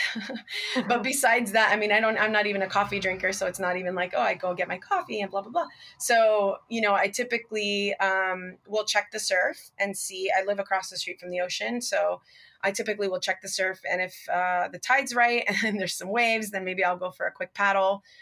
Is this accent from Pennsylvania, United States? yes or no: no; Miami, Florida, United States; now in California, United States; I'm actually Cuban American. My parents were both born in Cuba, and I was raised in Miami, Florida